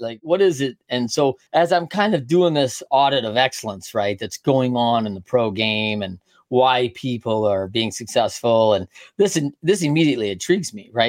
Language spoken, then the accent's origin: English; Midwest, United States; We're both Midwest kids.